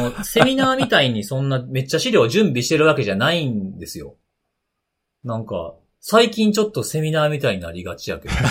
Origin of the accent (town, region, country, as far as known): Osaka, Japan; born or raised there